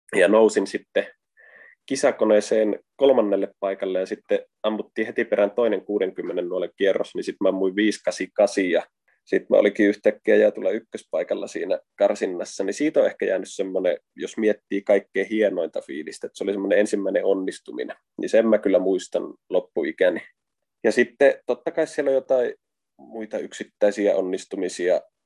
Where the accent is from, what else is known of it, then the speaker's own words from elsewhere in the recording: Varkaus, North Savo, Finland; moved away as an adult; now in Helsinki, Finland; mä Varkaudesta kotoisin, niin silloin kun muutin 2009 Helsinkiin